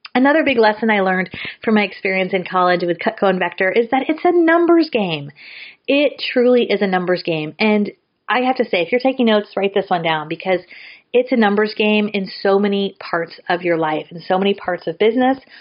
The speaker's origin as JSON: {"language": "English", "area": "San Francisco Bay Area", "region": "California", "country": "United States", "said": "I'm from the San Francisco Bay Area"}